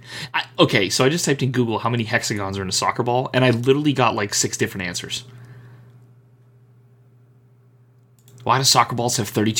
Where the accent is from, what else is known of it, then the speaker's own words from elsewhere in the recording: United States; As an American